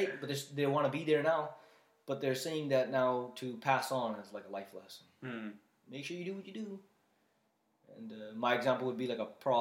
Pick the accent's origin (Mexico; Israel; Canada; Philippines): Canada; We're from Canada.